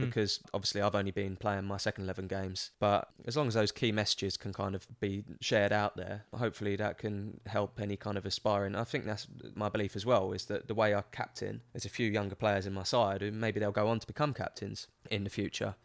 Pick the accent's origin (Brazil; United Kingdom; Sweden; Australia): United Kingdom; London; accent: Cockney; also born or lived in Birmingham; growing up in England